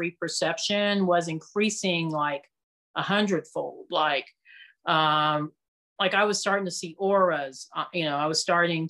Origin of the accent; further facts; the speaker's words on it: Castle Rock, Colorado, United States; my hometown in Colorado. I live in Castle Rock, which is just south of Denver